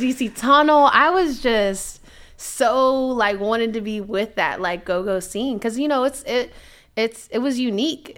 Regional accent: Silver Spring, Maryland, United States; born or raised there; also born or lived in Washington, D.C.

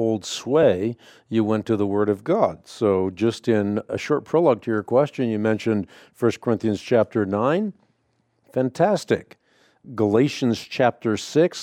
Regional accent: Netherlands; I'm Scandinavian. I was born in Holland.

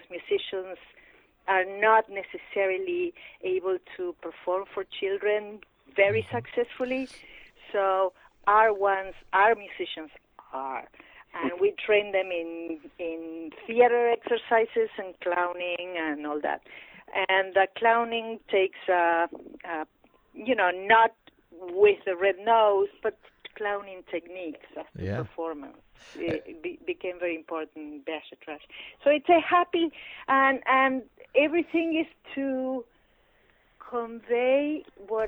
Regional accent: Pergamino, Buenos Aires Province, Argentina; moved away; In my hometown of Pergamino, in the province of Buenos Aires

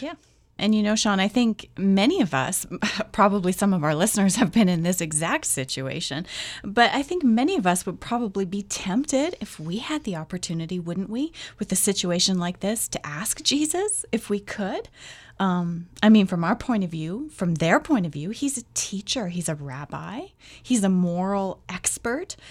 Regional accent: Canada; Not because I'm Canadian

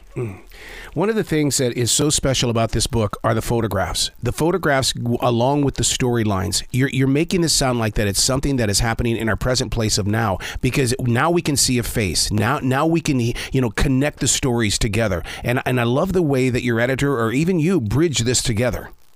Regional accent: United States; we're just American

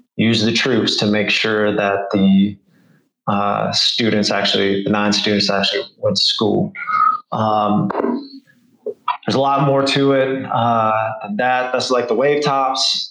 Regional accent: Arkansas, United States; now in Little Rock, United States; growing up in Arkansas

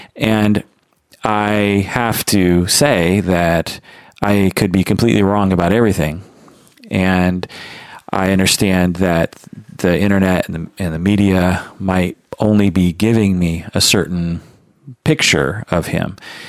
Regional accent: United States; was alive and an adult in the 90s and experienced the whole OJ Simpson thing as an American

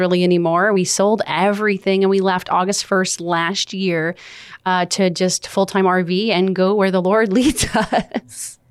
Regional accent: Los Angeles, California, United States; moved away as an adult; I was born and raised in Los Angeles, California

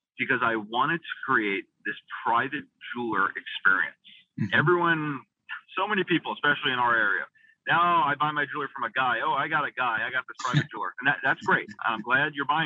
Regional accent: North Shore of Long Island, New York, United States; just opened up our first flagship retail store on the North Shore of Long Island, where I grew up, my hometown

